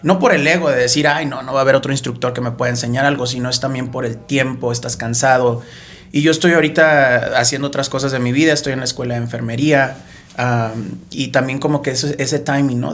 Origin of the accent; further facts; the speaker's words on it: Tampico, Tamaulipas, Mexico; yo soy de Tampico.